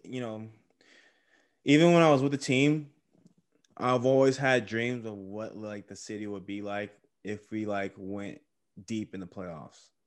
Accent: Texas, United States; also born or lived in California; I was born in Cali, but I was raised in Texas

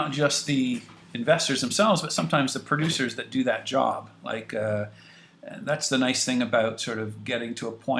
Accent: Canada

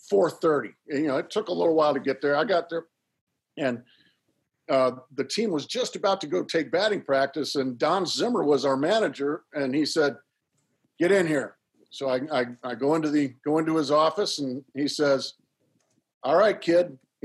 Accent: Orange County, California, United States; moved away; also born or lived in San Diego; growing up in Orange County

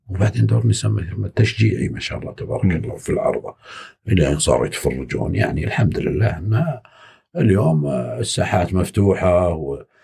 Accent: Saudi Arabia

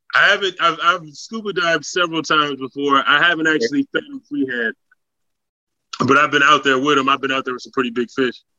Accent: West Coast, United States; moved away; I'm from the West Coast

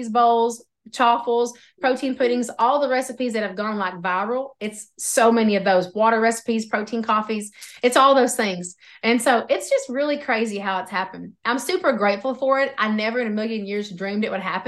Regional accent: Oklahoma, United States; accent: Oklahoma; my Oklahoma accent

